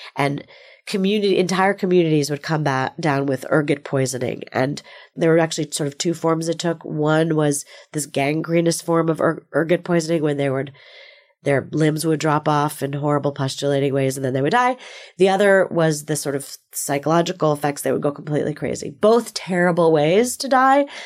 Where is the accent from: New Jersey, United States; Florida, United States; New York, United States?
New Jersey, United States; moved away as an adult; now in Bay Area, United States; I grew up in New Jersey